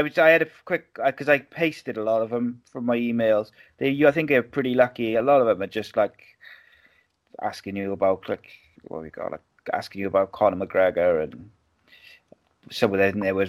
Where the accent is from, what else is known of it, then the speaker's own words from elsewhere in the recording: Wales, United Kingdom; as a Welshman, like, it's weird, isn't it? Because obviously living in Wales, you realise how small Wales is